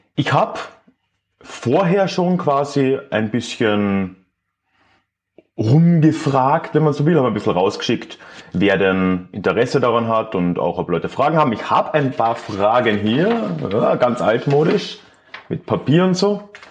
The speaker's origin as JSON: {"language": "German", "town": "Villach", "region": "Carinthia", "country": "Austria", "tie": "born or raised there", "said": "in Villach, meiner, meiner Heimatstadt"}